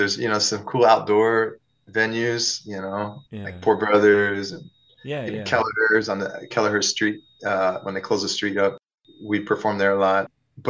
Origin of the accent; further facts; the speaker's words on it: Peoria, Illinois, United States; I did. I'm the only one in the … that can say I'm from Peoria out of like seven people in the band, you know?